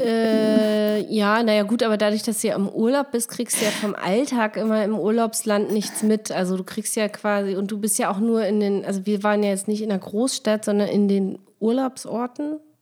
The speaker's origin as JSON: {"language": "German", "country": "Germany", "said": "man wurde sofort als Deutsche geoutet"}